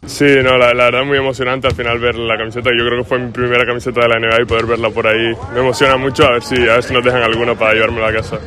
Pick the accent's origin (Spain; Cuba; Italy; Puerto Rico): Spain; como jugador español